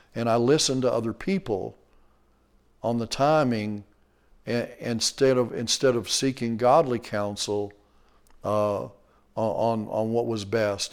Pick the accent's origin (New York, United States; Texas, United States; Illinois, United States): Texas, United States; we're from Texas